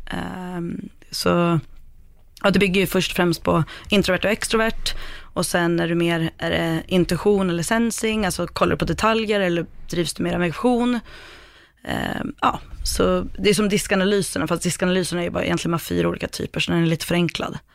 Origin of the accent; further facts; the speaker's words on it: Sweden; jag kommer från Sverige.